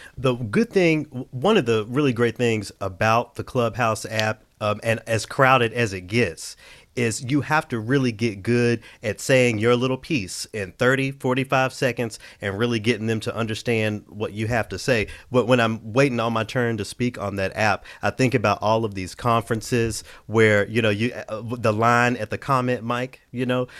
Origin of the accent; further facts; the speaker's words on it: Memphis, Tennessee, United States; moved away; my hometown of Memphis, Tennessee